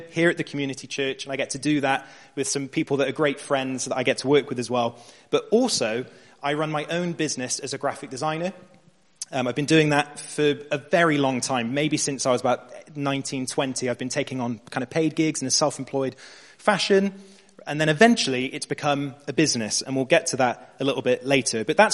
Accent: Bristol, South West England, United Kingdom; I'm a graphic designer, born and raised in Bristol.

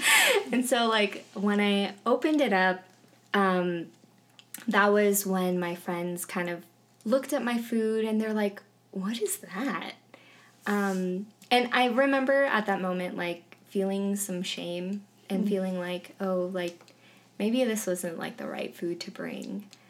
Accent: San Ramon, California, United States; moved away; I'm also Korean American. And I am originally from California. I grew up in San Ramon, which is a town that's kind of like Parker right now. When I was growing up, there weren't a lot of Asian kids in my school.

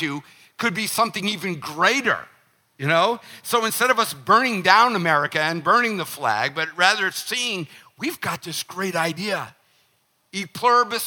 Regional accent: United States; as an American, I have seen, growing up in the 50s, the 60s, the 70s, the 80s, the 90s, the 2000s

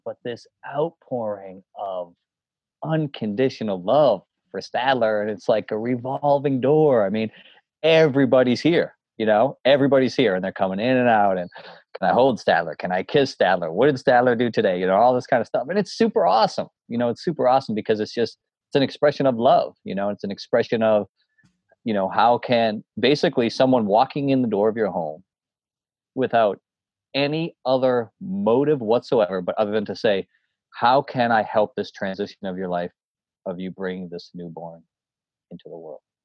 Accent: Boston, Massachusetts, United States; also born or lived in White Mountains, New Hampshire; I grew up in Boston

